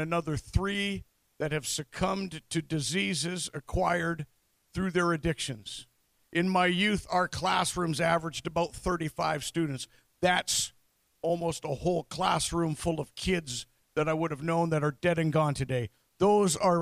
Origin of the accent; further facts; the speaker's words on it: London, Ontario, Canada; also born or lived in Norwich, Ontario; my hometown of London, Ontario